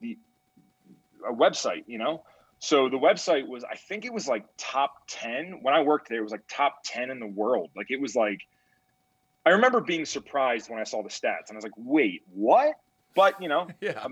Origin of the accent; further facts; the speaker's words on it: Pennsylvania, United States; So I grew up in Pennsylvania